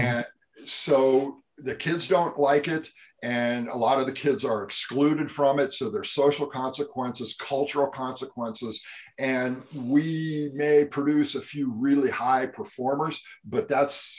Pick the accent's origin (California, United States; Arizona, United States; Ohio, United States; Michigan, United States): California, United States; I grew up in California